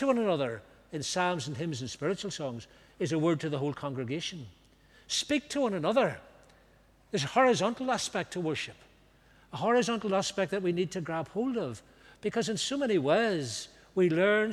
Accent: Banbridge, Northern Ireland, United Kingdom; Banbridge, my hometown.

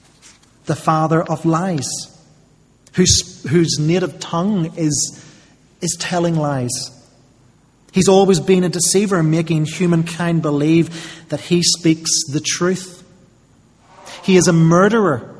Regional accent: United Kingdom

